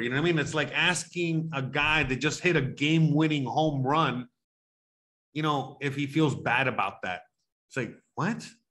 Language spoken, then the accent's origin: English; Miami, Florida, United States; moved away; I grew up in Miami